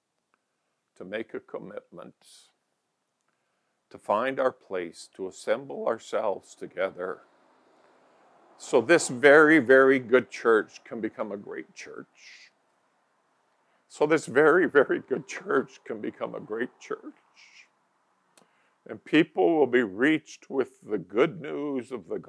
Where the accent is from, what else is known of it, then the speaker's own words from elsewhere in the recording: Calgary, Alberta, Canada; also born or lived in Barrhead, Alberta; I was raised in Calgary. I'd taken all my school, 10 and a half years of school in Calgary